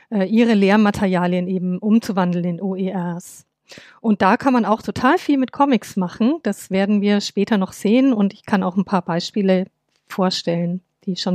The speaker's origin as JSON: {"language": "German", "town": "Nuremberg", "region": "Bavaria", "country": "Germany", "lives_now": "Hamburg, Germany", "said": "Ich bin Wahl-Hamburgerin seit zwei Jahren und im Herzen noch Nürnbergerin."}